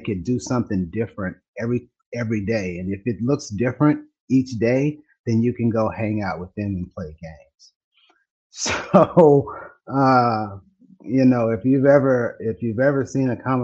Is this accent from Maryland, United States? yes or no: no; Los Angeles, California, United States; now in Dallas, United States; I didn't grow up here in Texas. I'm a transplant. I grew up in California. And my grandmother lived in San Bernardino. We lived in Los Angeles.